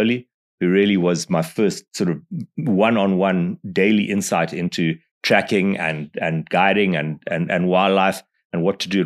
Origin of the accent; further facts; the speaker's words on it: Zimbabwe; moved away as an adult; now in Botswana; I grew up in Zimbabwe.